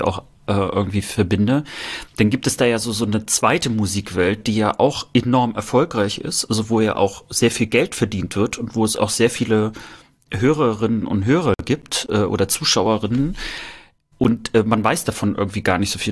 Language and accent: German; Rostock, Mecklenburg-Vorpommern, Germany; bei uns in Rostock